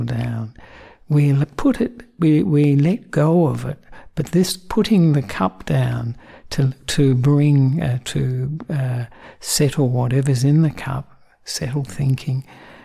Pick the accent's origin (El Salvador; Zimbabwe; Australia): Australia; also born or lived in Sri Lanka; I'm the Australian monk who ordained with Ajahn Brahm about 23 years ago